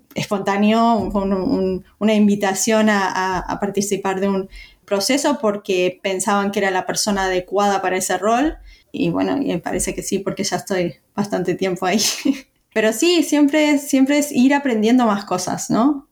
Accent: Uruguay; moved away; yo nací en Uruguay

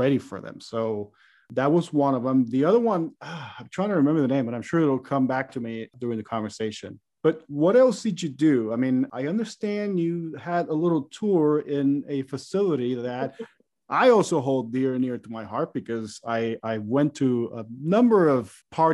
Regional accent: Puerto Rico; moved away; my hometown of Puerto Rico, back home in the Caribbean

